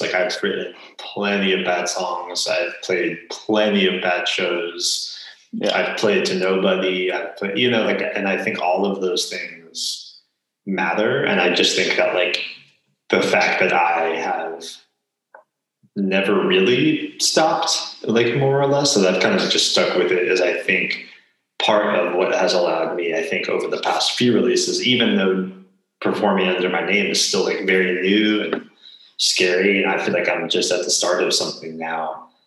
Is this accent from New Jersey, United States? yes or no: yes; New Jersey, United States; moved away as an adult; also born or lived in Baltimore, Maryland; now in Portland, United States; I grew up in New Jersey and then went to school and lived